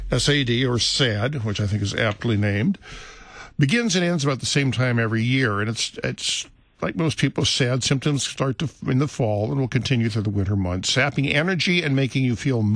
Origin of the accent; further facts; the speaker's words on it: Midwest, United States; moved away as an adult; I grew up here in the Midwest, but, you know, heck, I spent the last 30 years in the land of eternal sunshine